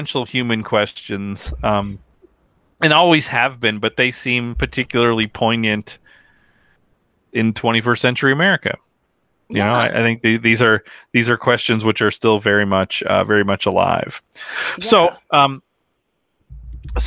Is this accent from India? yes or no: no; United States; as an American